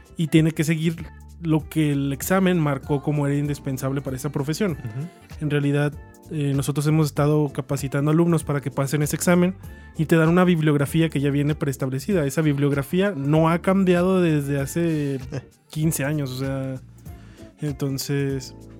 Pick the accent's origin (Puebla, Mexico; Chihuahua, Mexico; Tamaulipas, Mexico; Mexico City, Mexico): Chihuahua, Mexico; nosotros somos de Chihuahua y es muy común que la gente pues, de aquí que estamos pegados a Estados Unidos